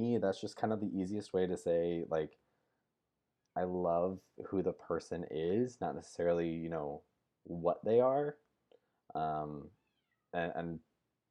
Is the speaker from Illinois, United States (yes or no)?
yes; Central Illinois, United States; also born or lived in Nashville, Tennessee; now in Brentwood, Tennessee, United States; I grew up in Central Illinois along with Steffi.